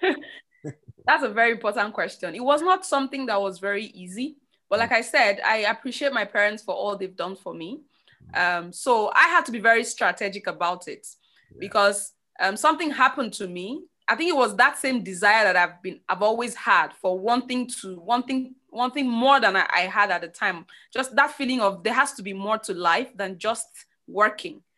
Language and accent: English; Nigeria; I grew up in Nigeria.